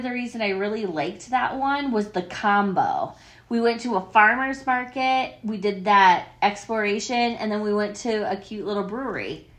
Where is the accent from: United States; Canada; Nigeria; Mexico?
United States; Iowa; moved away; also born or lived in Ohio; I had lived in Ohio almost as long as my hometown in Iowa...